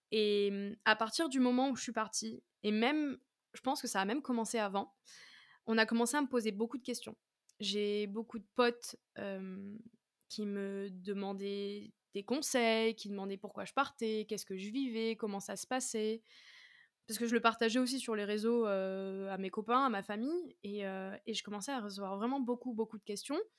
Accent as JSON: {"language": "French", "region": "southern France", "country": "France", "said": "je viens du sud de la France, même si j'ai beaucoup bougé dans ma vie."}